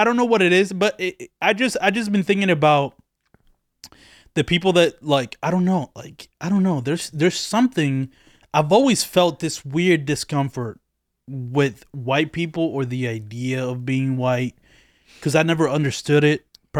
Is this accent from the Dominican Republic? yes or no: yes; Dominican Republic; since I come from another country, right? Yeah. I was born in the Dominican Republic.